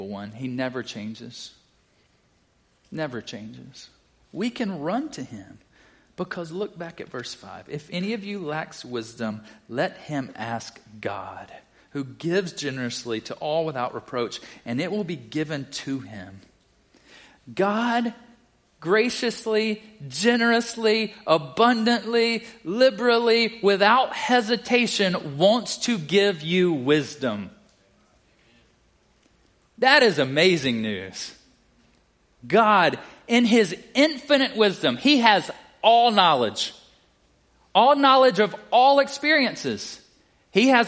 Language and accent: English; South Carolina, United States; moved away as an adult; also born or lived in Baton Rouge, Louisiana; I'm originally from South Carolina